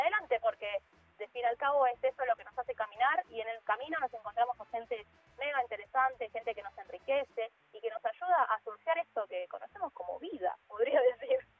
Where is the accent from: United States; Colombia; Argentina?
Argentina; Villa Fiorito, Buenos Aires Province; also born or lived in Lanús; yo vivo en Lanús, estoy en el sur del conurbano, me crié en Villa Fiorito